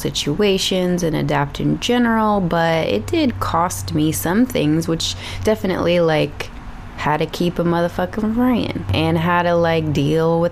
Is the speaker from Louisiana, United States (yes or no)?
no; Texas, United States; accent: Texas; moved away as an adult; also born or lived in Houston suburbs; now in Los Angeles, United States; my Texas accent is slowly coming on back